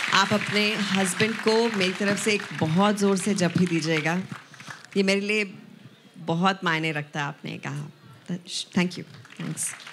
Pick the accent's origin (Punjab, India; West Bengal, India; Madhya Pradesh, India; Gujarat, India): Punjab, India; पंजाब से सिर्फ मैं थी